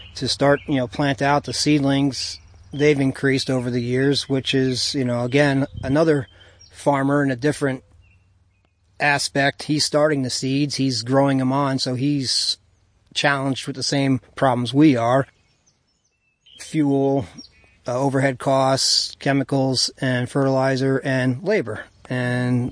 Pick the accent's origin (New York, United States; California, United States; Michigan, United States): New York, United States; Callicoon / Jeffersonville area; As a kid, I grew up in the Calicoon Jeff area, up through Route 52A there.